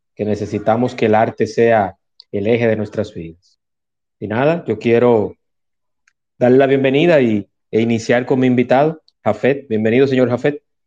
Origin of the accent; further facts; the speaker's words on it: Dominican Republic; en mi país